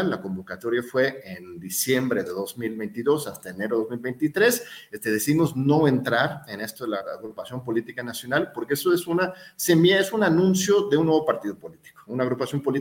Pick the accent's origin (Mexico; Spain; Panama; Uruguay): Mexico; Yo soy más mexicano que el mole, tú lo sabes, estimado Julio